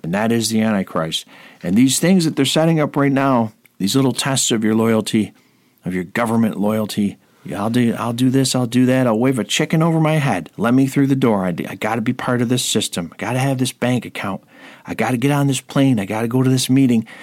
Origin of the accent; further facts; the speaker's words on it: Rome, New York, United States; right here in my hometown of Rome, New York